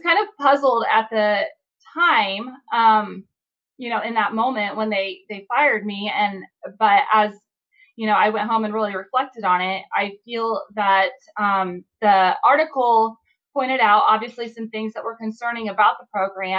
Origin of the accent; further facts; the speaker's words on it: Indiana, United States; I'm from Indiana